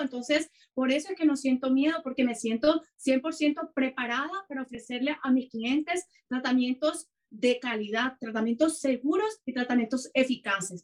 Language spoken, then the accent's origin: Spanish; Cartagena, Bolívar, Colombia; moved away as an adult; now in Canada; yo soy colombiana, soy de Cartagena de Indias